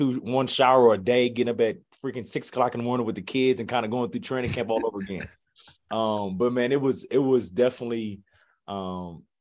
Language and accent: English; Ohio, United States; moved away as an adult; growing up in Ohio